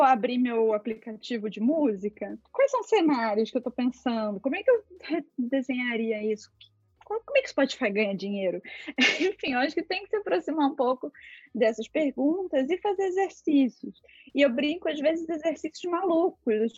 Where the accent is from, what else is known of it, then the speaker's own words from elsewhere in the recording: interior of Rio de Janeiro state, Brazil; moved away as an adult; Eu sou de uma cidade do interior do Rio de Janeiro, bem pequenininha